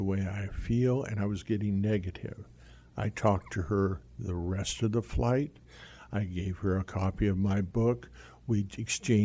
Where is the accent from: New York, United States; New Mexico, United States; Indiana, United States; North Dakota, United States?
New Mexico, United States; Albuquerque; I was raised in Albuquerque, New Mexico